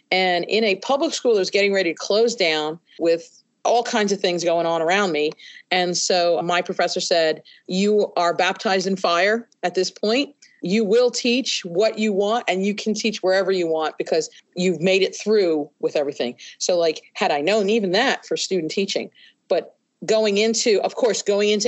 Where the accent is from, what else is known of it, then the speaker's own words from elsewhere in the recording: New York, United States; now in Kentucky, United States; I first came to Kentucky, from I came from New York into West Virginia and Kentucky.